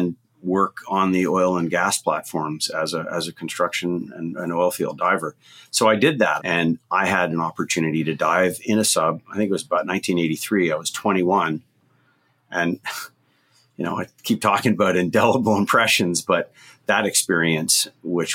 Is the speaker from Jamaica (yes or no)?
no; Canada; also born or lived in Barbados; I grew up in Canada, probably about as far away from the ocean as you could get.